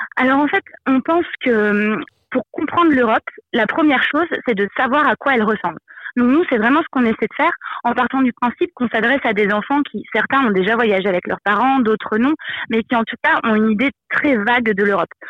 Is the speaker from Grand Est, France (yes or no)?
yes; Moselle, Grand Est, France; Je viens de, de Moselle et c'est vrai que du coup c'est une région qui est proche euh, à la fois du Luxembourg, de la Belgique, de l'Allemagne